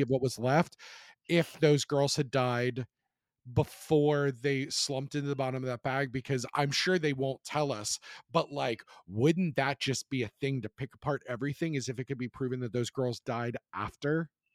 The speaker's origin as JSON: {"language": "English", "town": "Charlottesville", "region": "Virginia", "country": "United States", "tie": "born or raised there", "said": "my hometown in Charlottesville"}